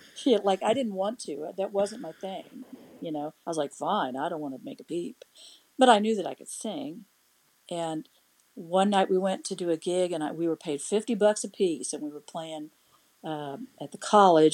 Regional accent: Emporia, Kansas, United States; also born or lived in Topeka, Kansas / Lawrence, Kansas; from Topeka to Emporia, Kansas, and that's where I spent my growing up years until I moved to Lawrence

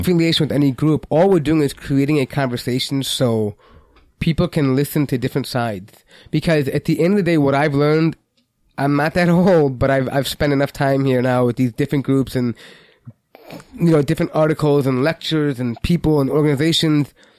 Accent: United States; we're American citizens

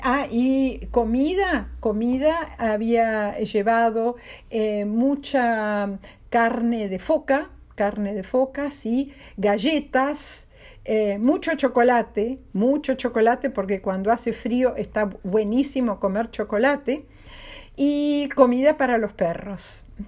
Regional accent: Argentina; nosotros reclamamos como Argentina

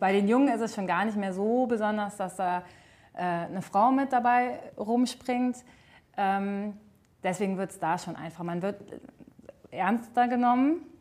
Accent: Altrich, Rhineland-Palatinate, Germany; moved away as an adult; now in Salmtal, Germany; Bin äh, gebürtig aus Altrich und wohne zwischenzeitlich in Seimtal

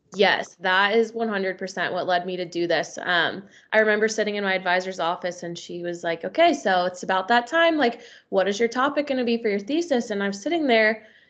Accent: Northern Kentucky, United States; also born or lived in Louisville, Kentucky; now in Cincinnati, United States; I'm from Northern Kentucky

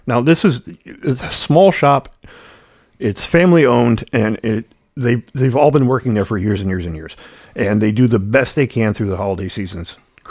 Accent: Ireland; Well, I'm Irish, so there's not much to talk about.

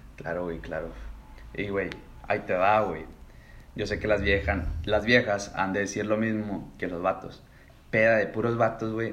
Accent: Monterrey, Nuevo León, Mexico; siendo regio

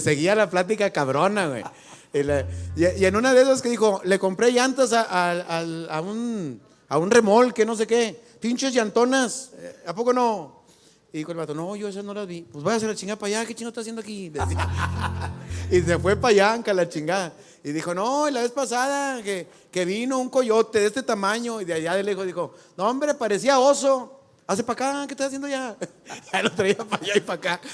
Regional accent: Mexico; así somos los mexicanos

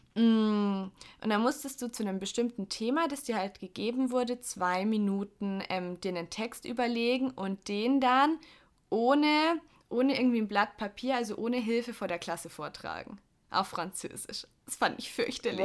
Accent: Augsburg, Bavaria, Germany; bin ich aufs Gymnasium gekommen in Augsburg

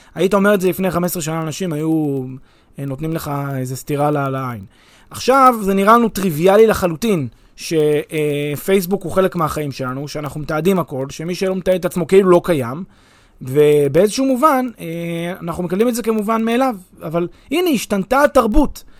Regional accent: Israel; אני כישראלי

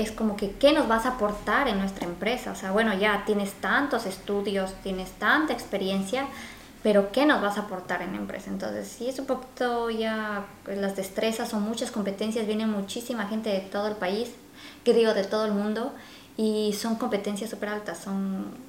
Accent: Quito, Pichincha, Ecuador; moved away as an adult; now in Vancouver, Canada; nosotros somos ecuatorianos y pues nuestro clima, em, sobre todo somos de la capital Quito

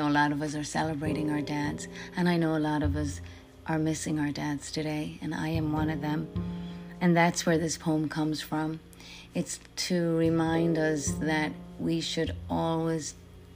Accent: Ireland; moved away as an adult; now in United States; I am an Irish actress who came to America many, many years ago to pursue my acting

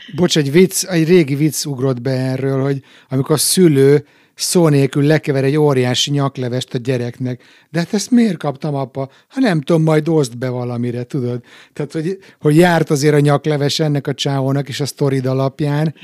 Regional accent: Hungary; moved away; mi, mint külföldön élő magyarok

